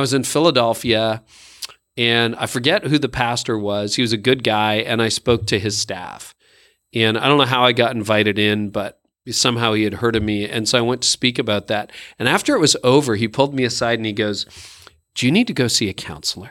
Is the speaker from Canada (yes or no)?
yes; Canada; I am Canadian